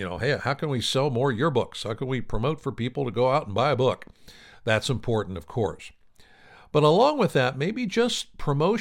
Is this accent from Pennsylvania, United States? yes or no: yes; Pennsylvania, United States; I'm from Pennsylvania myself